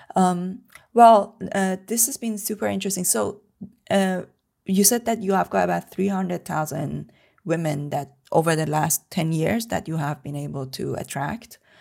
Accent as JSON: {"language": "English", "town": "Tehran", "region": "Tehran Province", "country": "Iran", "tie": "born or raised there", "moved": "yes", "said": "I was born and brought up in Tehran, in Iran"}